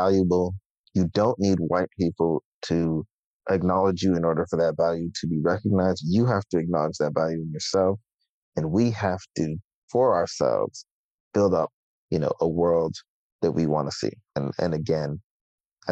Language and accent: English; Toronto, Ontario, Canada; in my hometown